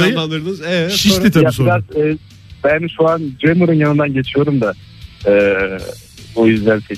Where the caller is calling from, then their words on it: Ankara, Turkey; ben Ankara'dan.